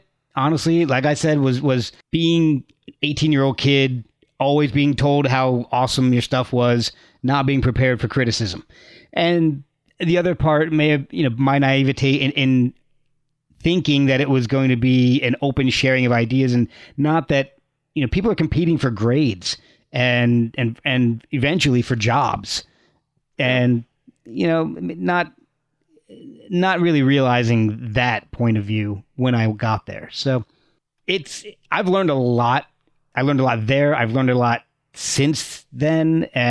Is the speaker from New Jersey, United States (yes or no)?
yes; New Jersey, United States; moved away as an adult; also born or lived in Texas / Virginia; I was born in Texas, moved to New Jersey, Virginia, back to New Jersey. And then I was in New Jersey from about fourth grade until I left for college.